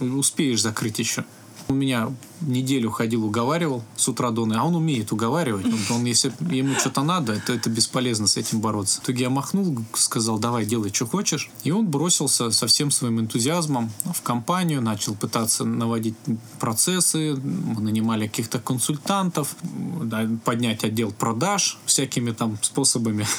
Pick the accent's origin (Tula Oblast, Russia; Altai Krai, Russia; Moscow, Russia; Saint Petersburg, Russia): Altai Krai, Russia; Biysk; я родился в Алтайском крае, город Бийск